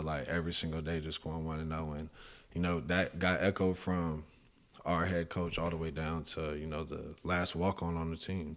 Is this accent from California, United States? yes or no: no; San Antonio, Texas, United States; now in Houston, United States; I did it most of my growing up in San Antonio on yeah, the east side